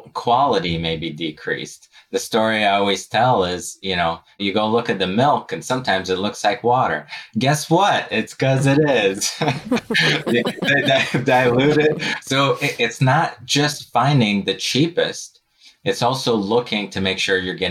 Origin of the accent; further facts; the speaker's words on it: Novosibirsk, Novosibirsk Oblast, Russia; now in United States; I was born and raised in Novosibirsk, Russia.